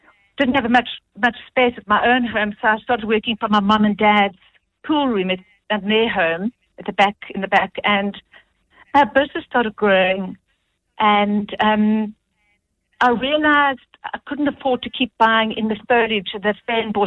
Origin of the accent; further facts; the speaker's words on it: Eastern Cape, South Africa; now in Elgin, South Africa; I grew up in the Eastern Cape